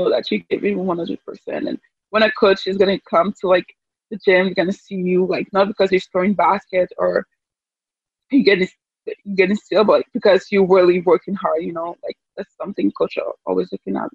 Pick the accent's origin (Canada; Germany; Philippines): Canada; I'm from Canada